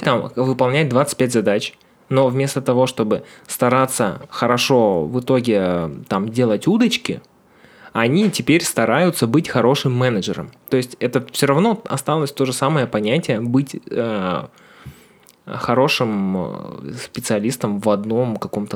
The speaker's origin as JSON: {"language": "Russian", "town": "Ukhta", "region": "Komi Republic", "country": "Russia", "moved": "yes", "said": "у нас был северный город"}